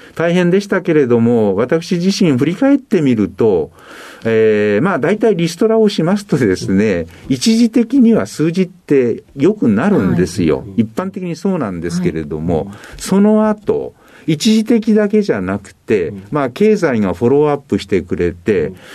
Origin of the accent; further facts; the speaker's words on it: Hokuto, Yamanashi, Japan; 山梨県北杜市という